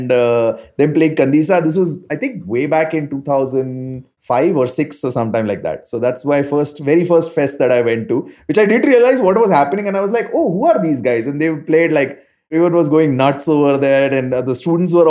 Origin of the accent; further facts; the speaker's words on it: Ahmedabad, Gujarat, India; I lived right next to IIM Ahmedabad while growing up in Ahmedabad